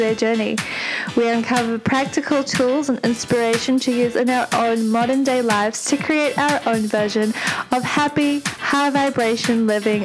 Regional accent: Auckland, New Zealand; I grew up in Auckland in New Zealand

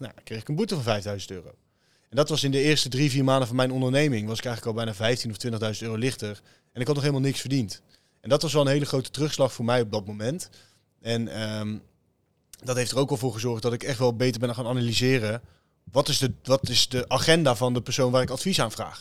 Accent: Teteringen, North Brabant, Netherlands; ik kom uit Teteringen. Nou ja, beide is dat een, een leuke buurt om in op te groeien.

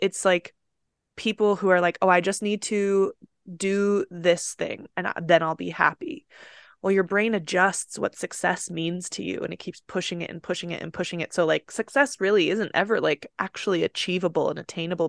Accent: Utah, United States; So leaving Utah or my hometown has always been something I wanted to do.

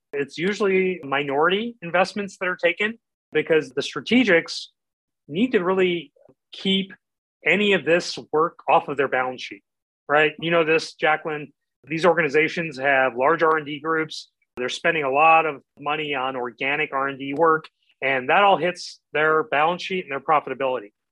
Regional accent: Midwest, United States; I grew up in the Midwest

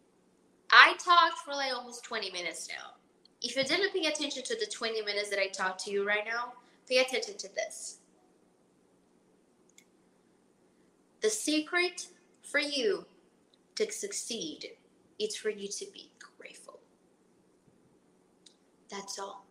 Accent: Brazil; moved away as an adult; now in Miami, United States; I'm from Brazil. From a town, a small town called Palatina.

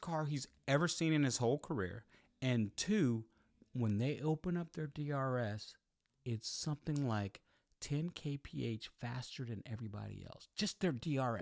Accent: United States; I'm American

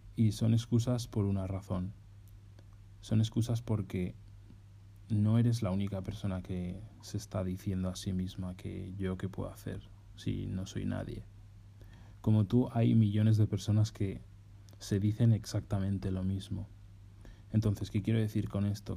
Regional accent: Spain; moved away as an adult

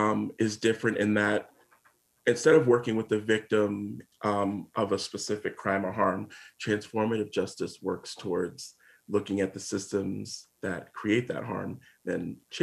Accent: Connecticut, United States; moved away as an adult; now in Vermont, United States; I am originally from Connecticut and ended up coming up this way to Vermont to do corrections

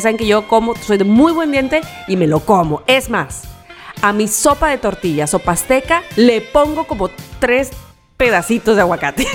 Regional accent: Mexico; soy mexicana

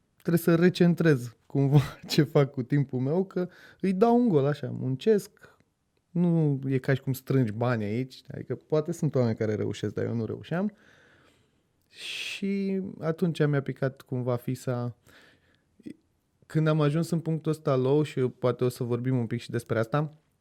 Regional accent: Brașov, Brașov County, Romania; now in Bucharest, Romania; Eu sunt din Brașov de loc

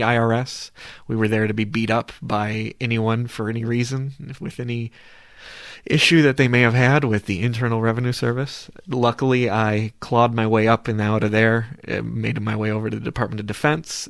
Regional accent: Cleveland, Ohio, United States; I'm also from the Cleveland area, as these gentlemen are

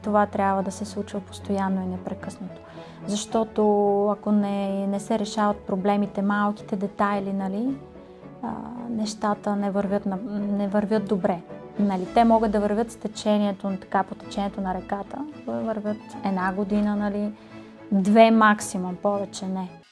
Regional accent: Troyan, Lovech Province, Bulgaria; Аз съм от Троян. Много обичам родния ми град.

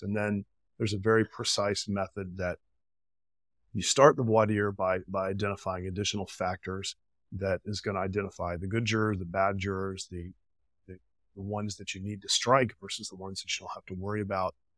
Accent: Florida, United States; I'm from Florida, went to F S U undergrad, Florida, uh, law school

